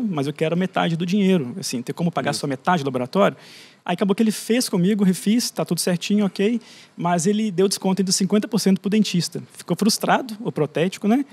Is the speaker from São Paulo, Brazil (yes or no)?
no; Conselheiro Lafaiete, Minas Gerais, Brazil; da minha cidade, sou de Lafayette